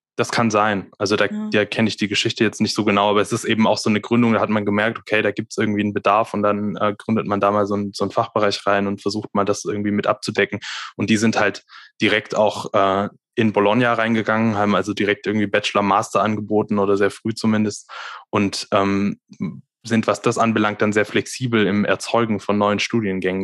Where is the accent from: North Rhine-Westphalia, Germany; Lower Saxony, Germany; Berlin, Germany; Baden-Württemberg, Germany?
Baden-Württemberg, Germany; near Reutlingen, Swabia; moved away as an adult; also born or lived in Darmstadt; Also ich komme aus der Nähe von Reutlingen. Ähm, das ist so, ja, 20, 20 Kilometer südlich von Stuttgart, also aus Stuttgart. dem Schwabeländle